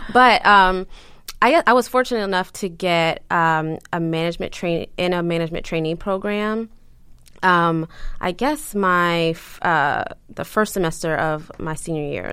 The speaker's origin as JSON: {"language": "English", "town": "Baltimore", "region": "Maryland", "country": "United States", "tie": "born or raised there", "also_born_or_lived": "Fort Meade, Maryland / New York / Long Island", "moved": "as an adult", "said": "I'm from Baltimore"}